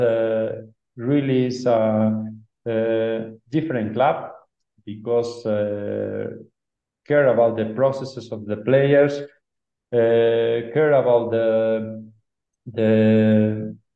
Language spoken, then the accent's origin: English; Barakaldo, Basque Country, Spain; English is a second language; moved away as an adult; now in Ecuador; I born in Baracaldo. Baracaldo is really close to Bilbao. I spent all my childhood in the Basque country.